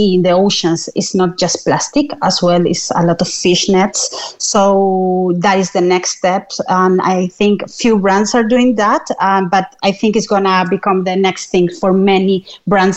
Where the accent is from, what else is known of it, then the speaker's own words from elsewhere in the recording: Chile; moved away as an adult; now in Cork, Ireland; I'm originally from Chile